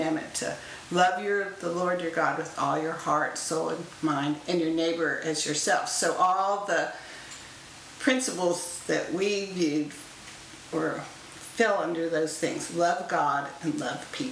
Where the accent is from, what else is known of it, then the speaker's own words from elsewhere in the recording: Florida, United States; I grew up in Florida, and my dad was an engineer for NASA at the Space Center